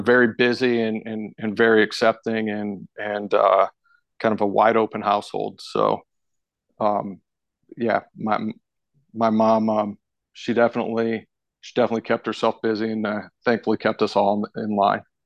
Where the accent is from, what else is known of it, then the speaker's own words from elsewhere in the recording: St. Louis, Missouri, United States; also born or lived in Fort Collins, Colorado / Tulsa, Oklahoma / Yuma, Colorado; I moved out to Saint Louis, Missouri when I was in kindergarten. And, and so when I, when I really consider where I'm from, I, you know, I consider myself a Saint Louis kid.